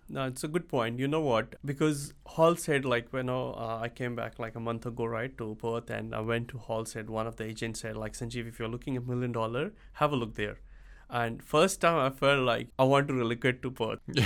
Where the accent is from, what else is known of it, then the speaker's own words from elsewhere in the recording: India; moved away as an adult; now in Sydney, Australia; I come from India. I came to Australia back in two thousand seven on a work visa as a I T engineer